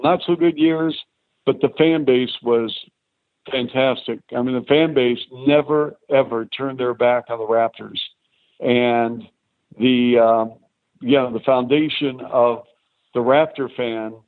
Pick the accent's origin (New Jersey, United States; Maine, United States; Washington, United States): Washington, United States; Seattle; moved away as an adult; also born or lived in Toronto / Chicago; Seattle, because it's my hometown